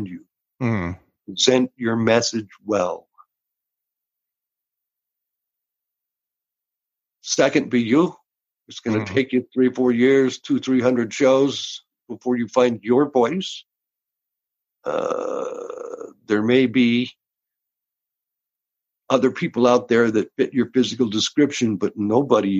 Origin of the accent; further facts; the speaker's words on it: Georgia, United States; moved away as an adult; also born or lived in Austin, Texas / Houston, Texas; now in Los Angeles, United States; I was born in Texas, raised in Georgia